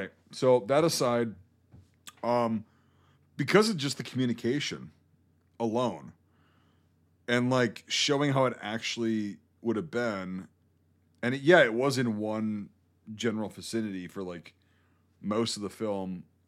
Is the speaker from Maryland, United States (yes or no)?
yes; Baltimore, Maryland, United States; I'm from Baltimore.